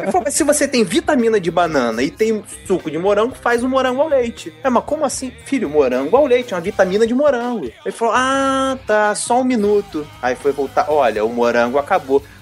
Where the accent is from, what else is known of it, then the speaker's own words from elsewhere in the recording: Rio de Janeiro, Brazil; Aqui no Rio eu moro no BNH, que é uma coab aí de São Paulo, foi onde eu fui criado.